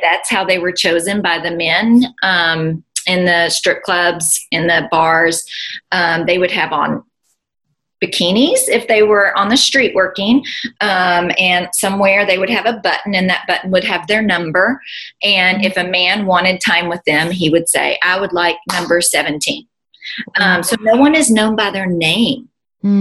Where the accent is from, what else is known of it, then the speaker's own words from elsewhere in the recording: United States; also born or lived in Bowling Green; now in Nashville, United States; we're all American